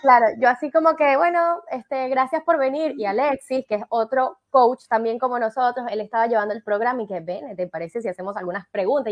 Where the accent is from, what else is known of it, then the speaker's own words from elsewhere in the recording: Venezuela; accent: Venezuelan; now in Argentina; yo soy venezolana y no hablo de vos, yo hablo de tú